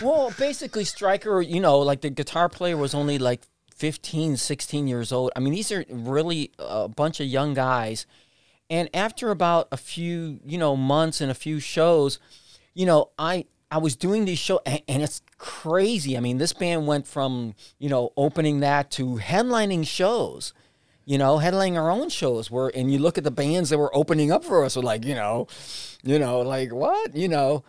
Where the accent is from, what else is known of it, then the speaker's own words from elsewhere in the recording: Puerto Rico; now in Cleveland, United States; I was born in Puerto Rico